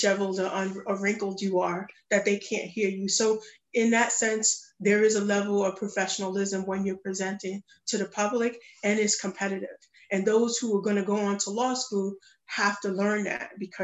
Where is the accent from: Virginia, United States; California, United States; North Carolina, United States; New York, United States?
New York, United States; New York City; moved away; I'm from the Bronx, New York